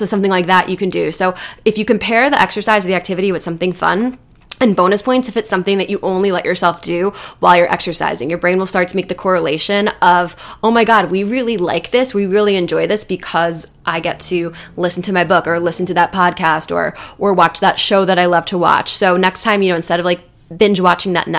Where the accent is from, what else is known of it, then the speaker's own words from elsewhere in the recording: New Jersey, United States; I'm from Jersey